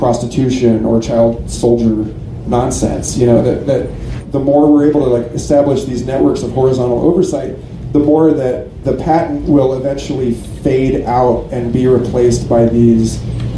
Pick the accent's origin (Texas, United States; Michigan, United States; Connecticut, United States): Texas, United States; Austin; I'm from Austin, Texas.